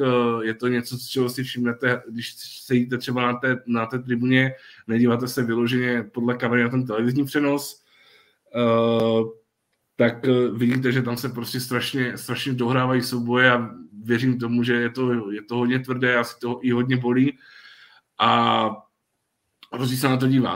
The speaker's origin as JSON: {"language": "Czech", "area": "Ostrava region", "region": "Moravian-Silesian Region", "country": "Czechia", "said": "u nás na Ostravsku"}